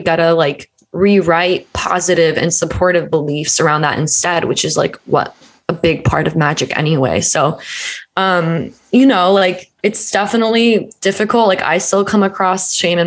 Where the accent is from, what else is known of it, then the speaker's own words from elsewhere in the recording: Deep South, United States; I was raised in the Bible Belt in the Deep South